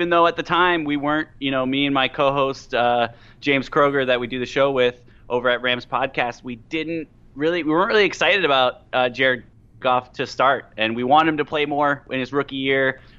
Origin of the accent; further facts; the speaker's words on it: Michigan, United States; yeah, so I was I was born in the Midwest, uh, born in Michigan, born and raised uh, Bears, Cubs, Bulls, Midwest.